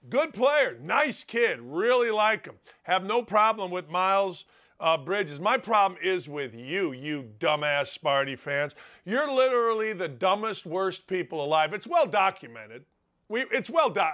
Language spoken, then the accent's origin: English; Gary, Indiana, United States; growing up in Gary, Indiana